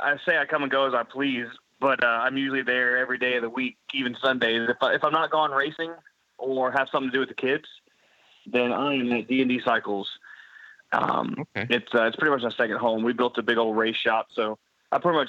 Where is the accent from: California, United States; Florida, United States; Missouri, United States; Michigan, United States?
Florida, United States; Pensacola; I was born here in Pensacola, Florida. I've been born and raised